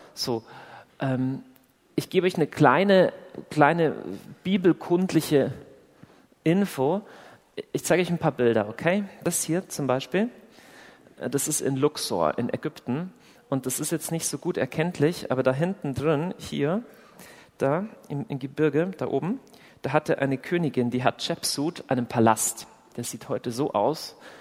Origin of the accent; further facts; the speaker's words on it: Southern Germany, Germany; accent: southern; also born or lived in Augsburg; wo ich herkomme, dann kann man, also zum einen hört ihr das schon, dass ich aus dem tiefen, äh, wilden Süden komme